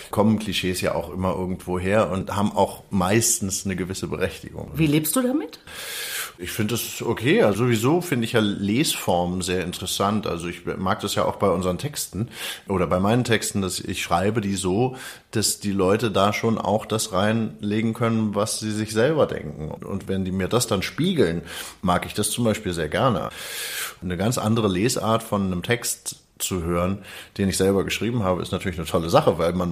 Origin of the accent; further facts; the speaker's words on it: Berlin, Germany; born there; Ähm, 75, Wilmersdorf geboren, aber Wilmersdorf nie einen Fuß äh, auf den Boden gesetzt sozusagen